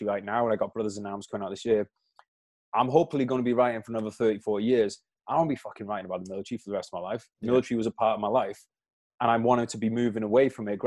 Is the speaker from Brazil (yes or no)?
no; United Kingdom; as a Brit